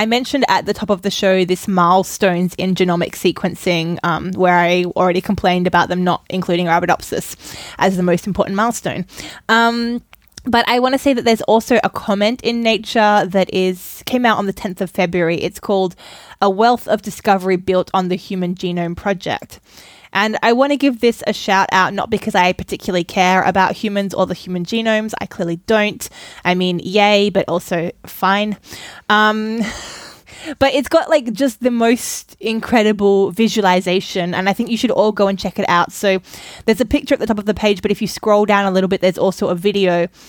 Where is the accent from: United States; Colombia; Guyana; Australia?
Australia; now in Germany; I am raised Australian where we say tomato, and I have now been in Germany with a lot of people speaking US English for a long time